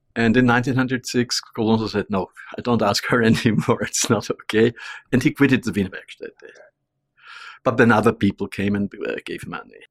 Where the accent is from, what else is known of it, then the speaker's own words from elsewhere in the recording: Vienna, Austria; I'm from Vienna, I'm a little Viennese, I was born there.